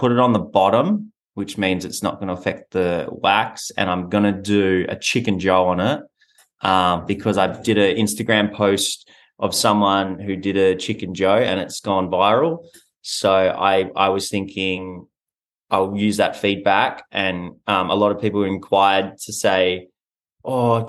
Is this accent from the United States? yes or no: no; Western Australia, Australia; moved away as an adult; now in Sydney, Australia; I'm from Western Australia